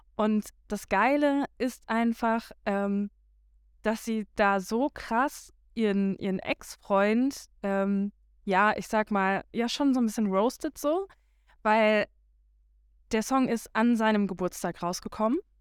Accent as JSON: {"language": "German", "country": "Germany", "moved": "yes", "said": "ich komme ja von ähm, ja von der Grenze quasi, also die ähm, ja Niederlande ist nicht ganz so weit weg äh, von meiner Heimat"}